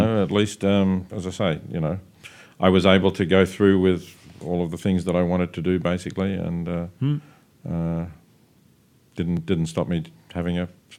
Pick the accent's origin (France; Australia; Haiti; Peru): Australia; And because I am Australian, I look at the ABC here.